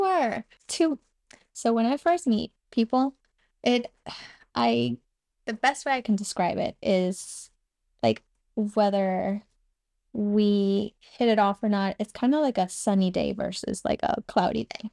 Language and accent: English; Cuba; born or raised there; first language Spanish; English is a second language; moved away